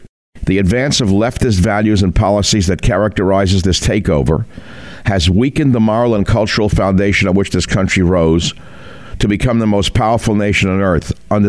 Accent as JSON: {"language": "English", "country": "United States", "said": "I'm an American"}